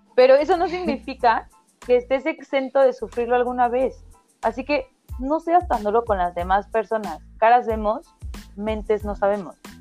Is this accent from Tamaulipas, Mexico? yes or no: no; Oaxaca, Mexico; yo soy de Oaxaca, provincia, cien por ciento